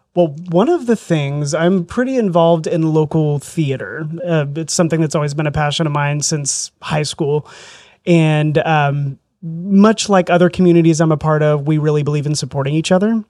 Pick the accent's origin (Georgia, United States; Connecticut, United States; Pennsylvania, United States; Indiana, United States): Indiana, United States; southern; also born or lived in Southern Florida; I grew up in southern Indiana, a little rural area down there.